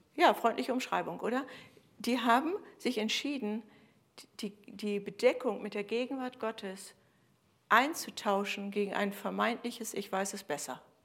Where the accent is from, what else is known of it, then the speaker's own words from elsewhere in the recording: Germany; bei uns in Deutschland